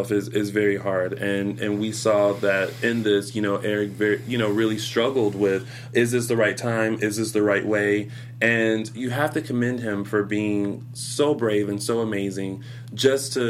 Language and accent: English; the South, United States; I am from the South